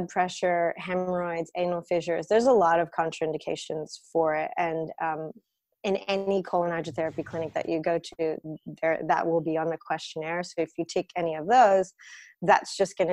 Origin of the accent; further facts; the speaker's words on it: United States; now in Sydney, Australia; I come from an Eastern European background. I grew up in the States, but we're Russian